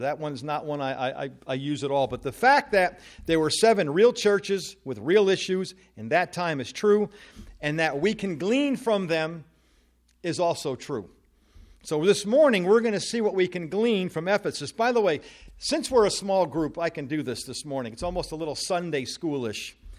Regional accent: New Jersey, United States; moved away; I am originally from New Jersey

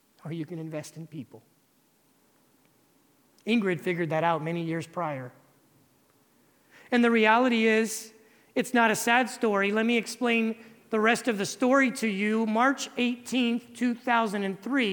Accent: California, United States; moved away as an adult; now in Dominican Republic; I'm originally from California.

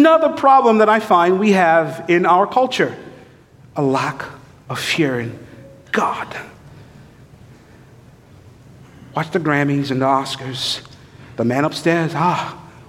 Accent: St. Lucia; I was raised in St. Lucia

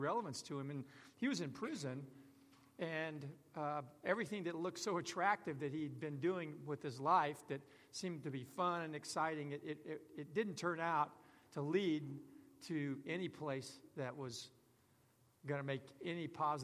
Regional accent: Houston, Texas, United States; Houston, my hometown

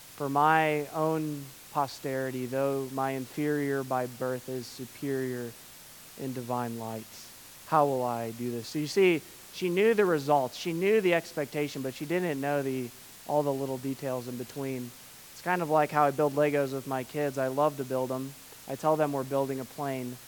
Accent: United States; As an American

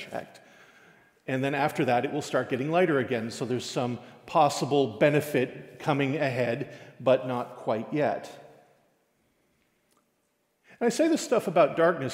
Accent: Newfoundland and Labrador, Canada; as a Newfoundlander

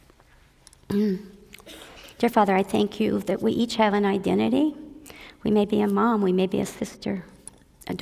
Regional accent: Southern California, United States; moved away as an adult; also born or lived in Frankfort, Indiana / Indiana; in Frankfort, Indiana in 1948. And when I was 9 years old, we moved to what I thought was the promised land, California, Disneyland, Southern California

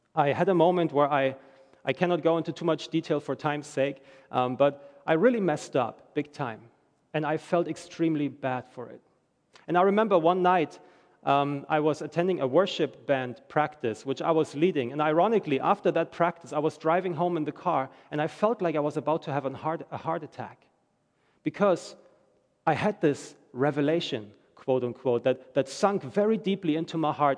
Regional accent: Germany; moved away as an adult; I'm from Germany. I'm reading the news every day about my home country

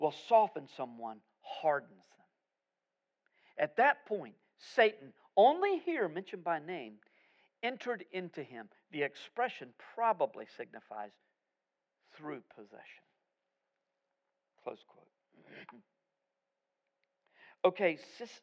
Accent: United States; I'm as American as you are

